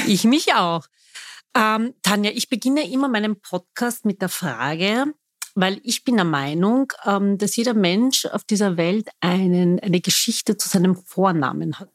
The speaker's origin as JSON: {"language": "German", "region": "Vienna", "country": "Austria", "tie": "born or raised there", "said": "Ich bin waschechte Wienerin, das behaupte ich zumindest. Viele sehen das nicht so. Ich bin hier geboren, lebe mitten im Dritten"}